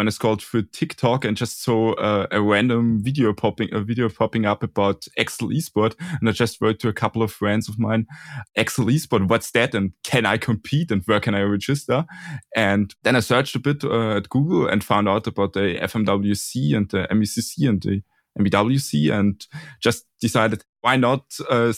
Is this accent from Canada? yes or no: no; Austria; also born or lived in Burgenland, Austria / Vienna, Austria; I'm from Austria, and I also go there to school in the capital city at the University of Applied Sciences Technikum Vienna, and I'm currently living in Burgenland